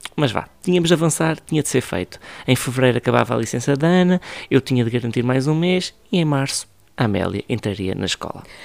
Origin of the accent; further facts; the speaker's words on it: Ribatejo, Portugal; E eu sou do Ribatejo